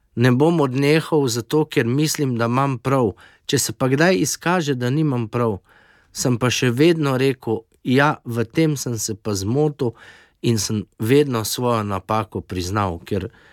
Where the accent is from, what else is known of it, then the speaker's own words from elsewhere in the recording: Slovenia; moramo biti ponosni na domovino Slovenijo